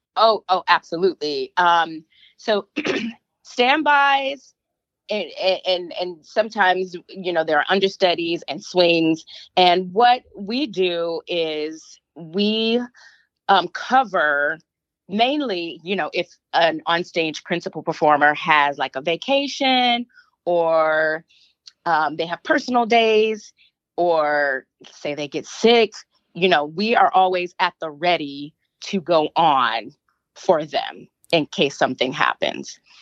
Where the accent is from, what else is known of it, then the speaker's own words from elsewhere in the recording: Flint, Michigan, United States; moved away; I was born and raised here in Michigan. Well, there in Michigan. I'm in Canada right now. um, went to college there um, at MSU. Um, so, yeah, my ties are strong in Michigan, Flint, Michigan